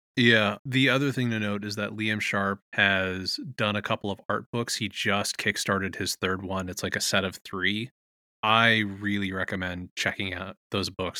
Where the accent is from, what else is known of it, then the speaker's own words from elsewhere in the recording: Contra Costa County, California, United States; My teen years were in the Contra Costa County